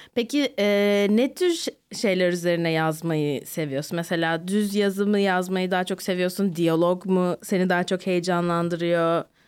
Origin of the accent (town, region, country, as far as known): Turkey; also born or lived in New Jersey